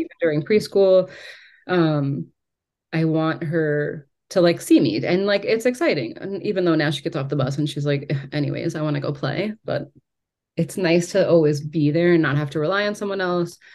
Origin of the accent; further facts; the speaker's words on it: New York, United States; I am from New York